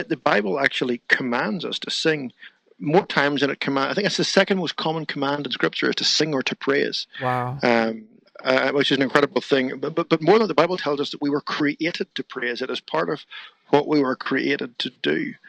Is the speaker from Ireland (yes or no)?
yes; Ireland; Well, I grew up in Ireland. I grew up in a Christian home, musical parents as well.